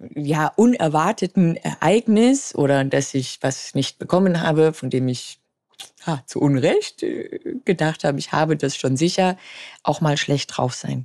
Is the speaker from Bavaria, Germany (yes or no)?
yes; Munich, Bavaria, Germany; Ich bin 38 Jahre alt, gebürtig aus München